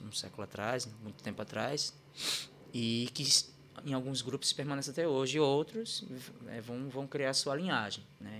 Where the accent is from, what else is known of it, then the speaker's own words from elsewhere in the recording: Recife, Pernambuco, Brazil; moved away; eu sou natural de Recife, Pernambuco, né? É, nasci e criado lá num, num bairro chamado Ibura